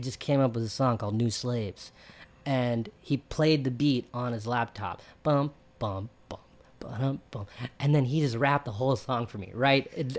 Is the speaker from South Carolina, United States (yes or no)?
yes; Bennettsville, South Carolina, United States; I'm a Indian kid from Bennettsville, South Carolina